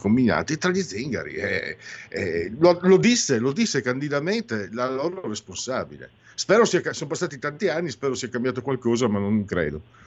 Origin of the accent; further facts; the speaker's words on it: Italy; io vengo dal Friuli, fino, dal Veneto